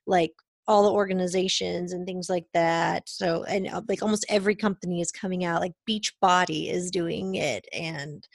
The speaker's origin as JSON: {"language": "English", "town": "Irving", "region": "Texas", "country": "United States", "tie": "born or raised there", "said": "I grew up in Irving"}